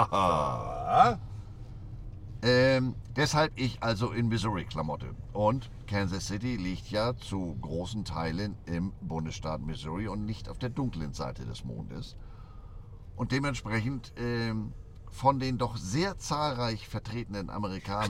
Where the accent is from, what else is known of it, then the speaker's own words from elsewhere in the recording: Hamburg, Germany; Ich sag Hamburg, Deutschland